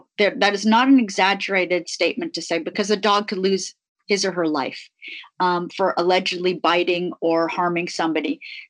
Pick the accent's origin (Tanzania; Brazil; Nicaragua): Tanzania; born there; I was born in Africa, not far from the Serengeti.